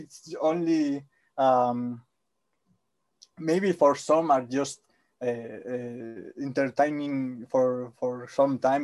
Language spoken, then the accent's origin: English; Spain; English is a second language; I'm Spanish.